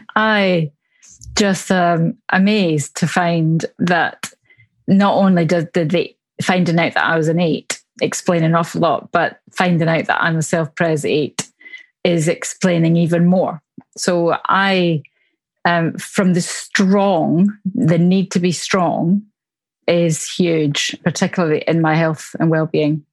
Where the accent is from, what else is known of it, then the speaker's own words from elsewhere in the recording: Glasgow, Scotland, United Kingdom; accent: Glasgow; now in Surrey, United Kingdom; I live in Surrey, just south of London in England, um, but my accent is from Glasgow in Scotland, where I was born.